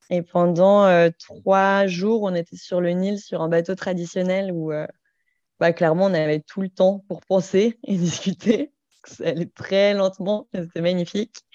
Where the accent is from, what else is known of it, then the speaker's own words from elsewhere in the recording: Saint-Étienne, Auvergne-Rhône-Alpes, France; moved away; j'ai 30 ans. j'ai vécu dans plein d'endroits, mais je suis originaire de Saint-Étienne.